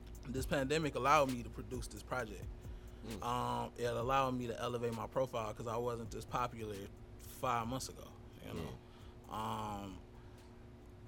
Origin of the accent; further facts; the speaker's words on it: Detroit, Michigan, United States; growing up in Detroit